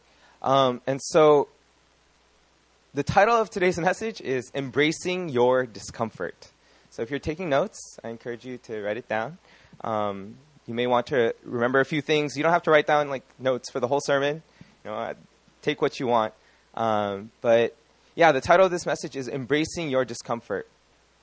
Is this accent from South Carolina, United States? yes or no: no; California, United States; I am from California